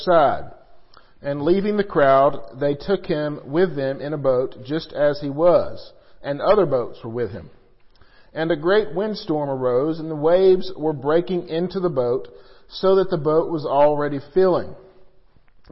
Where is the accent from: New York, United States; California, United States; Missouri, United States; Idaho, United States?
Missouri, United States; I grew up in Missouri